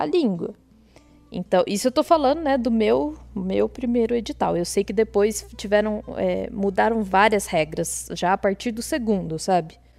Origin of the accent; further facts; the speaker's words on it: Botelhos, Minas Gerais, Brazil; also born or lived in Poços de Caldas; eu sou de Botelhos, que talvez muita gente não conheça, uma cidadezinha muito pequenininha